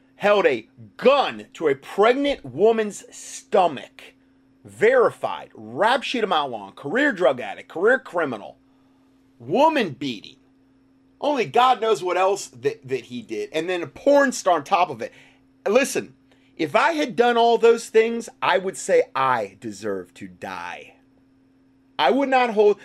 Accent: North Carolina, United States; my hometown

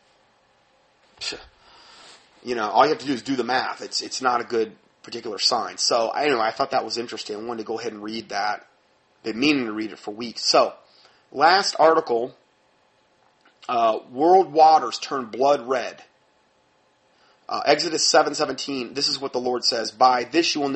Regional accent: Fort Myers, Florida, United States; I'm from Fort Myers, Florida

